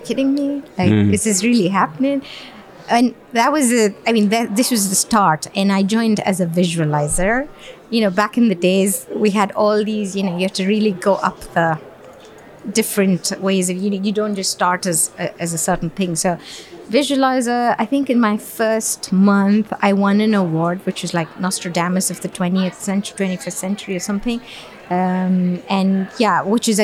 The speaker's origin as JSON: {"language": "English", "region": "Dubai", "country": "United Arab Emirates", "tie": "born or raised there", "also_born_or_lived": "Bangalore, India", "said": "I was born and raised in Dubai."}